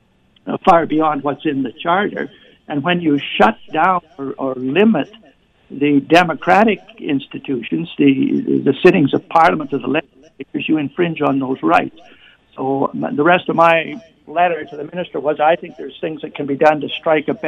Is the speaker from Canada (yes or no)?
yes; Canada; I'm also a Canadian.